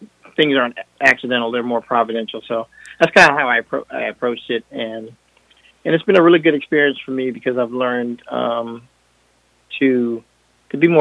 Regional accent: France; English is a second language; moved away; I'm from France

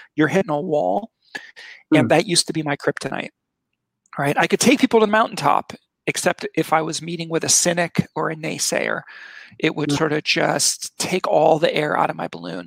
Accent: Switzerland; moved away; I grew up in Switzerland as a kid. My father worked for Nestle, right? He ran a chocolate factory.

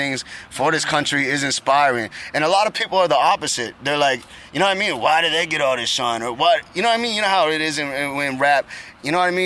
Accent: Halifax, Nova Scotia, Canada; I'm from Canada

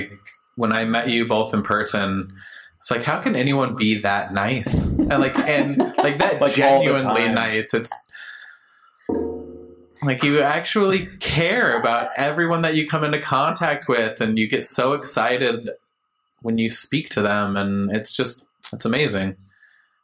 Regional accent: West Coast, United States; moved away; I grew up on the West Coast, right? So, but I got here.

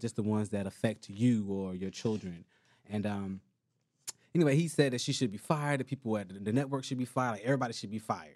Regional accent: Miami, Florida, United States; I'm from Miami.

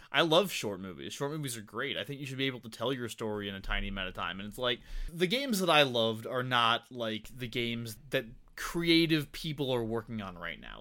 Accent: Tucson, Arizona, United States; I grew up here

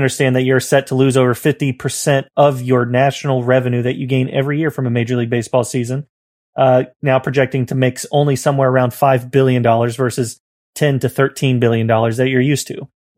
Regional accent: the South, United States; Okay. I'm from the South.

